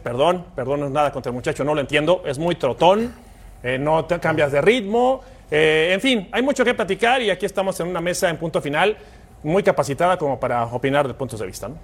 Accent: Mexico; como aficionado, como mexicano

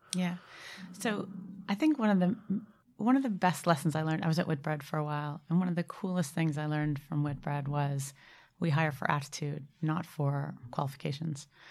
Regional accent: Boston, Massachusetts, United States; moved away as an adult; now in United Kingdom; I'm from Boston originally

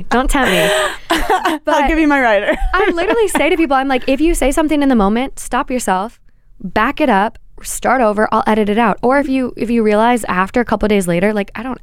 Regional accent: New York City, New York, United States; I don't know if it's because I'm from Brooklyn

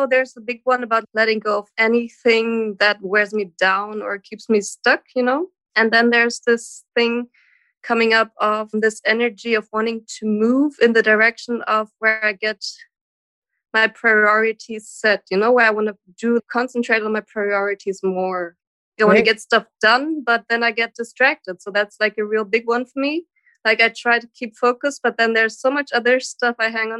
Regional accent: Germany; I'm from Germany.

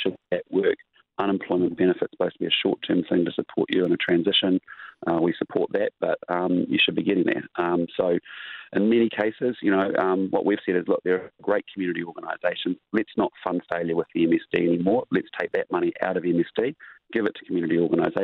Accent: Christchurch, Canterbury, New Zealand; I grew up in Christchurch

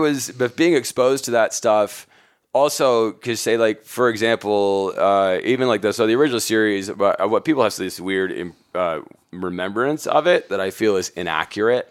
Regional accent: Huntsville, Alabama, United States; also born or lived in Atlanta; my hometown, Huntsville, Alabama

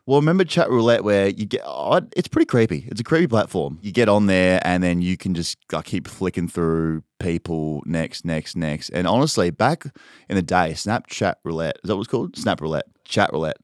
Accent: Adelaide, South Australia, Australia; I'm from Adelaide

